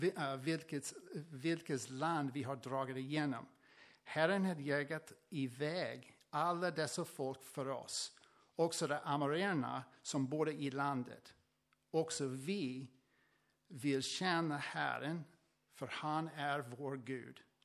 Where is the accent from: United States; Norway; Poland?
United States; Swedish is a second language; moved away as an adult; also born or lived in Tranås, Sweden; now in Sweden; från USA. Eh, jag flyttade från, eh, från USA till Sverige för sex år sedan